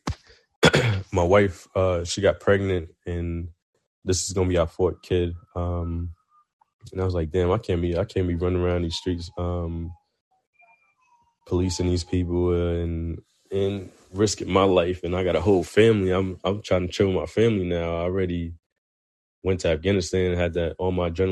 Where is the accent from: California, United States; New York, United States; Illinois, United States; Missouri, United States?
New York, United States; New York City; moved away as an adult; also born or lived in South Carolina / Newport News, Virginia; I'm from Brooklyn, New York. Grew up there